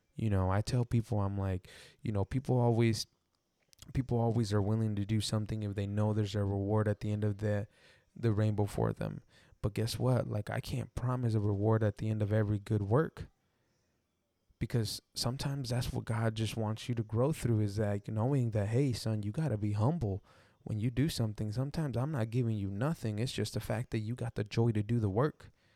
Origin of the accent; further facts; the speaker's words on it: Texas, United States; I'm from, like, Texas, and I grew up in the Mexican culture